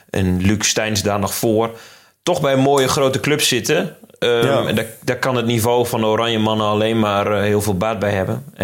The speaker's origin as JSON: {"language": "Dutch", "region": "Drenthe", "country": "Netherlands", "said": "Ik kom dus uit Drenthe trouwens."}